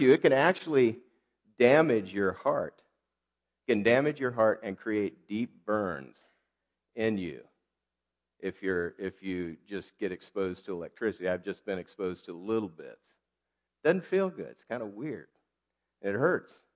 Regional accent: United States; I'm American

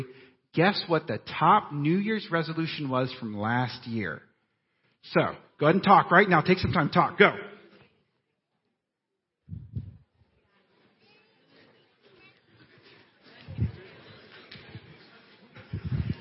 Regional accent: Clearlake, California, United States; now in Southern California, United States; I grew up in Northern California in a very small town.

